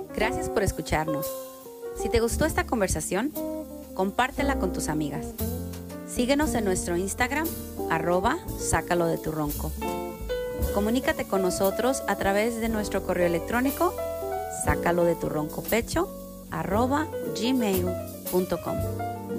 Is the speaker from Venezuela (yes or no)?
no; Mexico; now in United States; todos los mexicanos somos iguales